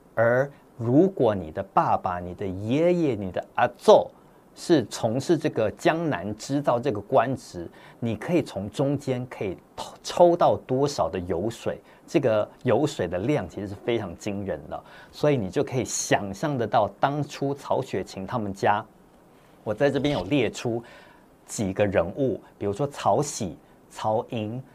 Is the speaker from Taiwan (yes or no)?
yes; Taipei, Taiwan; also born or lived in Hong Kong; 我这在香港出生的之后呢，我们就全家人一起搬到台北，在台北开始读书生活工作